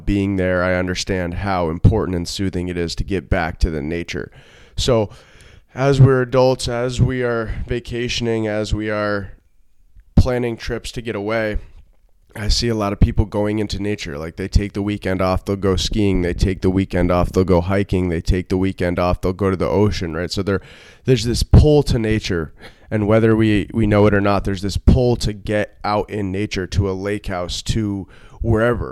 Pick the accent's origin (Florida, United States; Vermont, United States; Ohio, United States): Vermont, United States; moved away; I'm from Vermont, so I've always been from nature